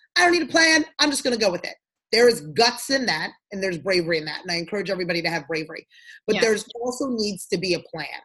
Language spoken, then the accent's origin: English; Freetown, Western Area, Sierra Leone; moved away; I'm from Sierra Leone, West Africa. That's where I was born. And that's where my family's from. Yes. And so, I was born in Freetown.